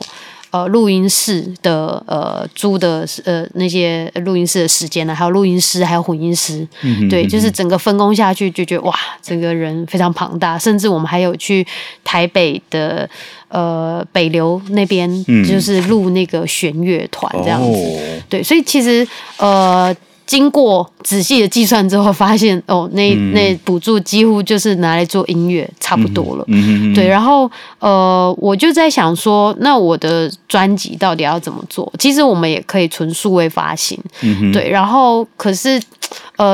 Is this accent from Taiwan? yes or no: yes; Taichung, Taiwan; 我是台中人，可是我环岛四次